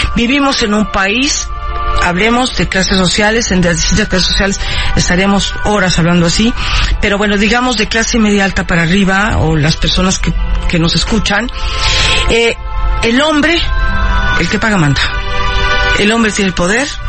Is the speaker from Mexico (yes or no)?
yes; Mexico; also born or lived in Havana, Cuba; yo soy cubana de origen. Yo nací en La Habana, llegué a México de niña con mis padres